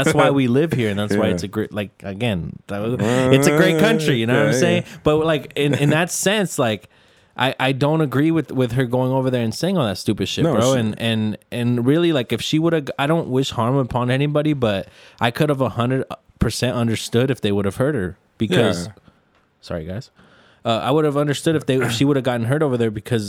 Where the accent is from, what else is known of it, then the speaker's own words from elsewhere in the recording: United States; Because we're American.